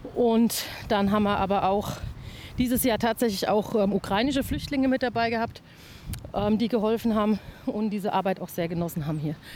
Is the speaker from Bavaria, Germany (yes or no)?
yes; Klingenberg am Main, Bavaria, Germany; bei uns in Klingenberg